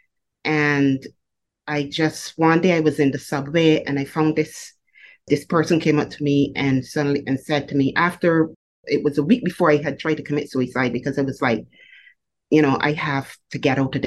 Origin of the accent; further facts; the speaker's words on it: Barbados; I was born in Barbados, and I was raised in a domestic violence family